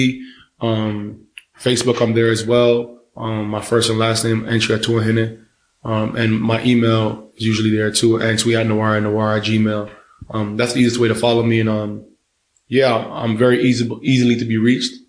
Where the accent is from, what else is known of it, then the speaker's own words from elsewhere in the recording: Toronto, Ontario, Canada; I'm from Toronto.